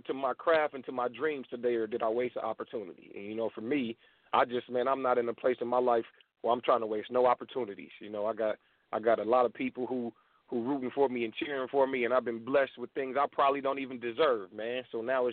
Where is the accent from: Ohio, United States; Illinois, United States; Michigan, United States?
Ohio, United States; Dayton; moved away as an adult; now in Atlanta, United States; Born and raised in Dayton, Ohio, from a small town in Ohio, and I live in Atlanta now, Atlanta, Georgia